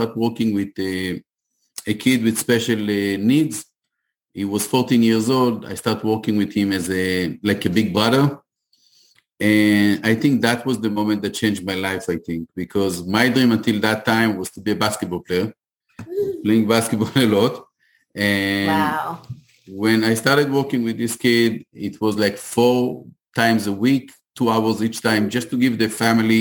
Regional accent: Ashdod, Southern District, Israel; moved away as an adult; now in United States; I am from Ashdod

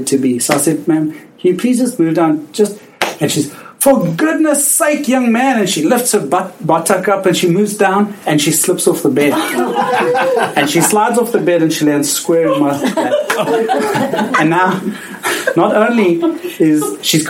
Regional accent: South Africa; accent: South African; now in Canada; as you can hear from my accent, I am South African, and I grew up in the very oppressive apartheid regime

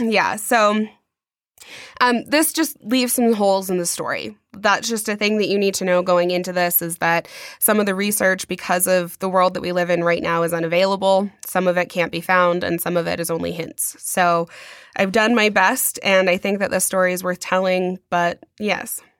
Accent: United States; we are American

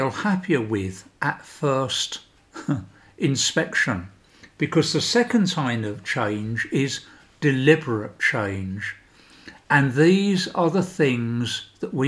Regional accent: United Kingdom; moved away as an adult; now in Sweden; I'm British, so I went through the whole process of Brexit

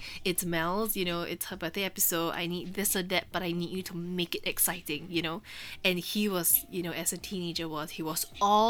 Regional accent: Singapore; we're from Singapore.

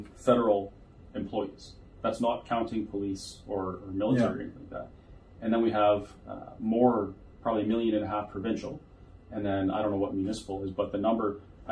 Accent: Alberta, Canada; I'm from Alberta, Canada

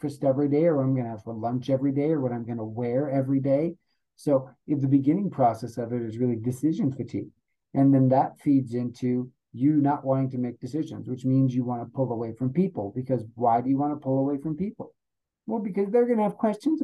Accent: Rapid City, South Dakota, United States; accent: South Dakota accent; now in Colorado, United States; I'm originally from South Dakota. That's where I grew up.

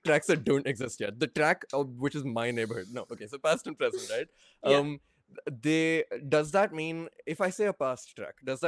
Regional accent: Haryana, India; now in United Kingdom; I'm from Haryana. But I'm from Haryana right next to the border to Delhi

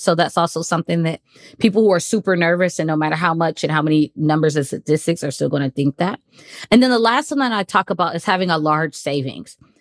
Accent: United States; moved away as an adult; also born or lived in Qatar / China / Kuwait; now in Cayman Islands; I'm from the United States.

